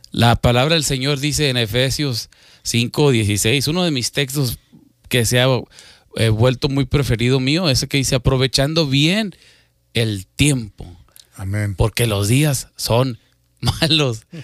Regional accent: Mexico; obviamente yo soy de México

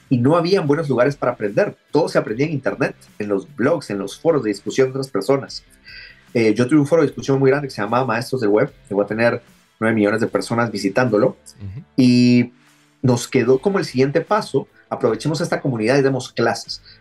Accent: Guatemala; Eh, soy originario de Guatemala, pero ya tenía bastante tiempo rebotando por el mundo.

